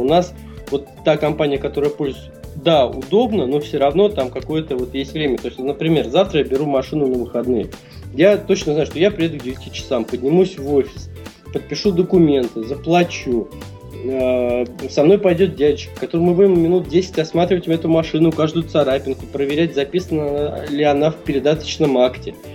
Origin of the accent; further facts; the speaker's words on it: Russia; из России